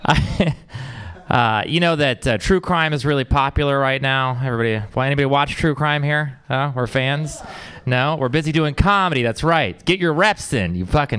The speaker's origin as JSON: {"language": "English", "region": "Texas", "country": "United States", "said": "I'm from Texas."}